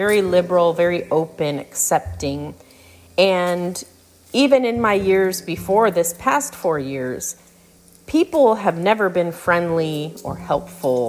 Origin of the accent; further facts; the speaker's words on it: Central Florida, United States; moved away; also born or lived in Fredericksburg, Virginia / Mississippi; I grew up in Florida. I grew up in Central Florida, which is very rural, you know, very country